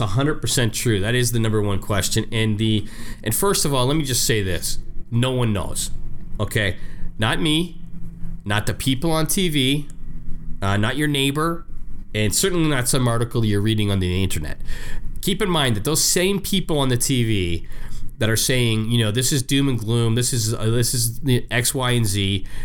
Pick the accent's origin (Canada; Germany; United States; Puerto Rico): Canada; I'm, I'm Canadian. You know, I was born Canadian